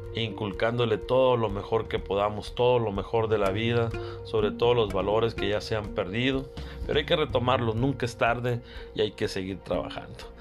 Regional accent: Carbó, Sonora, Mexico; desde mi pueblo, desde Carbó, Sonora.

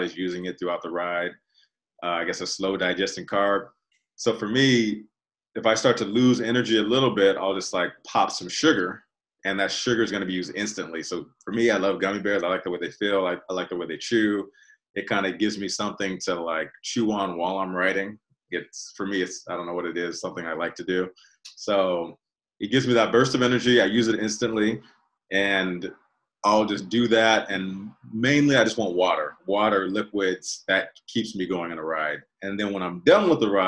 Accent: Altadena, California, United States; when I was a kid growing up in Altadena

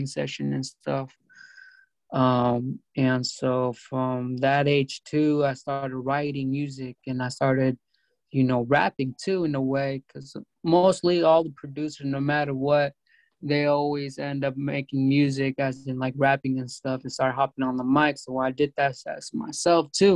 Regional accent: California, United States; also born or lived in Mexico; I grew up in California.

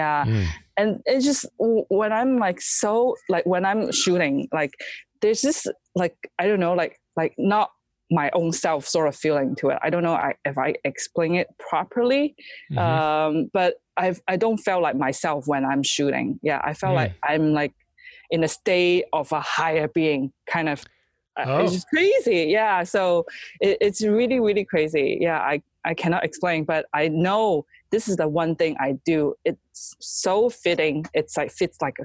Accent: China; English is a second language; now in United States; we were in China, so we went back for Chinese New Year

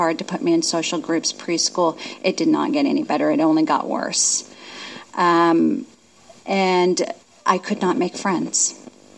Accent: Union Gap, Washington, United States; I'm from Union Gap.

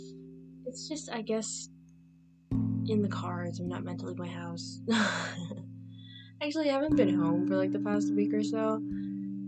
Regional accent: United States; I am American, born and raised here, and have never left the country

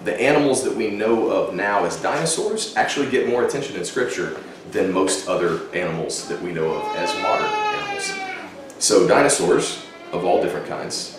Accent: Texas, United States; I grew up in Texas

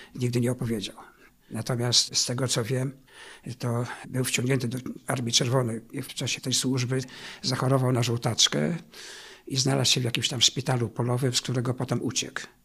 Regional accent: Szczawno-Zdrój, Lower Silesian Voivodeship, Poland; also born or lived in Wałbrzych; Urodziłem się w Szczawnie Zdroju, niespełna 3 lata po zakończeniu II wojny światowej i tam mieszkałem przez pierwsze swoje 13 lat życia

